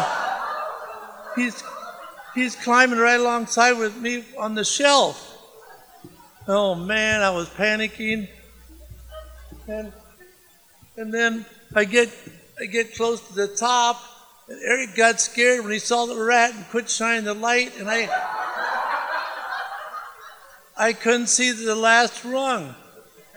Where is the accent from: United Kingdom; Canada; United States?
United States; Le Roy, Illinois; I'm from Leroy, Illinois